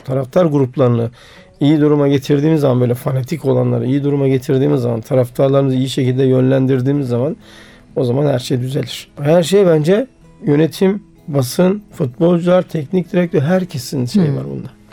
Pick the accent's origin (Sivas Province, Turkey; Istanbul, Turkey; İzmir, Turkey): Sivas Province, Turkey; Sivas; also born or lived in Eskişehir; ben Sivaslıyım.